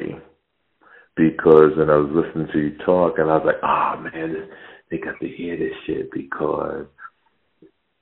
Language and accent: English; Jersey City, New Jersey, United States; I grew up in Jersey City, New Jersey